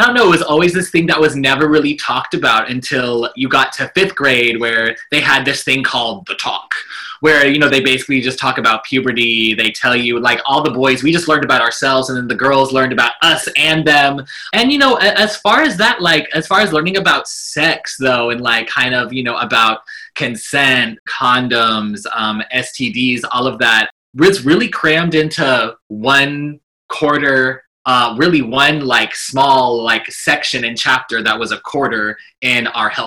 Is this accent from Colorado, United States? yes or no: yes; Colorado, United States; growing up in Colorado, it was great. I had a beautiful, amazing childhood. My family, they adopted me from birth and I grew up there